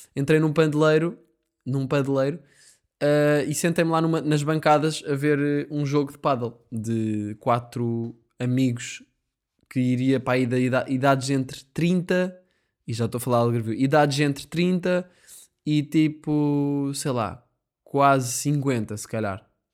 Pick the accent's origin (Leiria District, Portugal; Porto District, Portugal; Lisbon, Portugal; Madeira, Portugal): Lisbon, Portugal; Sintra; eu sou de Sintra